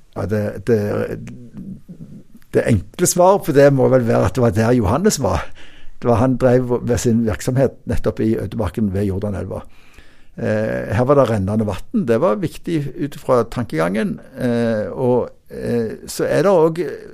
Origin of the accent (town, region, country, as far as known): Norway